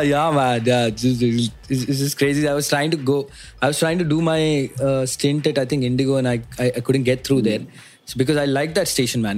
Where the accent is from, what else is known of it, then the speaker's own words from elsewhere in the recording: Mumbai, Maharashtra, India; I'm from Bombay. Born and brought up in uh, this uh, small uh, place called Matunga